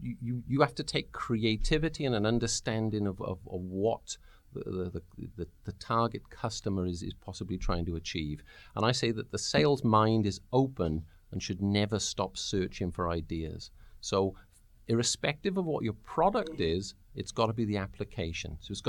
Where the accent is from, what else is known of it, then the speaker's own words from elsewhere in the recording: the South, United States; Yeah, I'm from the South as well. It's just a different one.